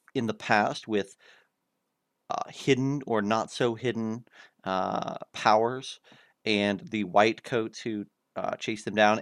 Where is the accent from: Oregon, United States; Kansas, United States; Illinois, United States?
Kansas, United States; my home state of Kansas